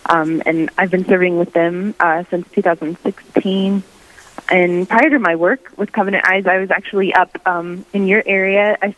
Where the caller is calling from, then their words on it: Pueblo, Colorado, United States; also born or lived in Crookston, Minnesota; I'm calling in from Pueblo, Colorado, where I'm serving with Bishop Stephen Berg as the Vice Chancellor for the Diocese of Pueblo.